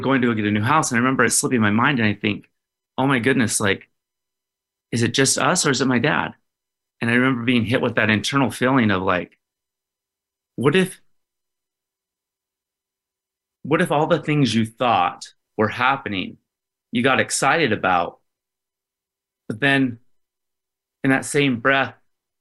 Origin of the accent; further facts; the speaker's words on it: West Valley City, Utah, United States; I was born in Utah. I think it was like West Valley, Salt Lake area.